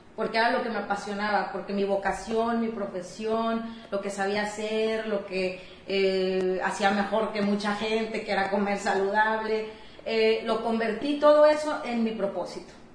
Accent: Matamoros, Tamaulipas, Mexico; moved away as an adult; los azares del destino me llevaron a regresar a mi ciudad de origen

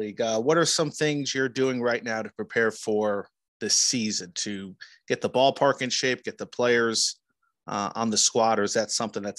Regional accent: Colonia, New Jersey, United States; I grew up in Middlesex County in Colonia

